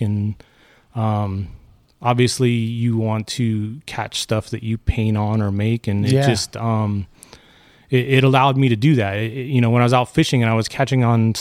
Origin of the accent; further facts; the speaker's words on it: Santa Clarita, California, United States; I grew up in Santa Clarita and lived in this area pretty much my whole life